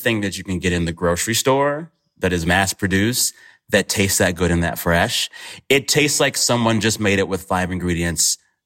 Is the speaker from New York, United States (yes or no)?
no; Texas, United States; I grew up in Texas in a Bluebell ice cream family.